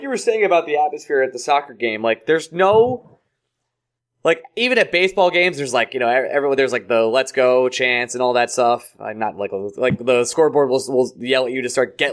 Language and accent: English; United States; as an American sports fan